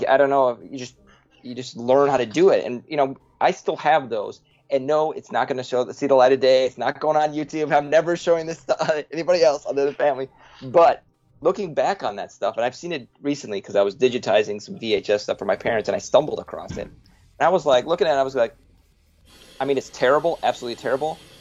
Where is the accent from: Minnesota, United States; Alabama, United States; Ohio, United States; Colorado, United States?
Minnesota, United States; Woodbury; we met in fourth grade in we grew up in Minnesota, suburb Woodbury, outside of uh, St. Paul, Minnesota